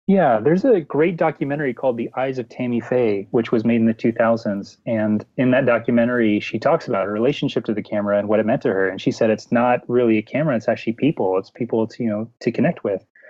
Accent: United States; now in Toronto, Canada; I'm an American and Dutch citizen, an expat living um, up here in the north

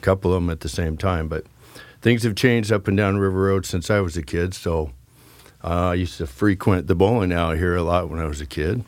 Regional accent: Keizer, Oregon, United States; also born or lived in Philippines / Nevada / California; My dad retired here when I was in the fourth grade

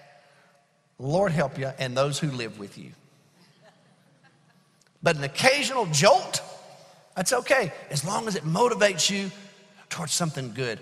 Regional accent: Alabama, United States; I'm from Alabama

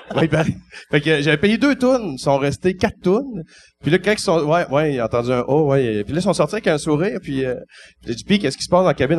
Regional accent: Val-d'Or, Quebec, Canada; j'étais originaire de Val d'Or

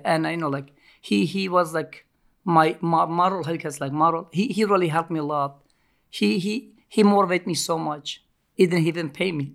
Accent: Turkey; English is a second language; also born or lived in Montreal, Canada; now in New York, United States; I grew up in Ca, uh, Turkey

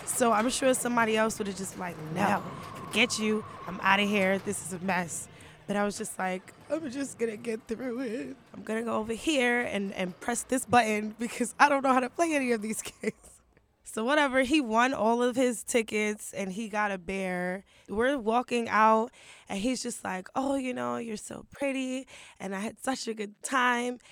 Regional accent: Brooklyn, New York, United States; also born or lived in Harlem; now in Queens, United States; I was born and raised in Brooklyn, but I live in Queens now.

